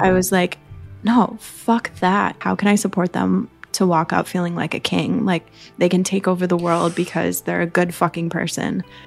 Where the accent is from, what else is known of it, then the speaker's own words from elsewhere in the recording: Madison, Wisconsin, United States; I was born in the Midwest in Madison, Wisconsin. So I am a farm girl of the heartland of the, the Midwest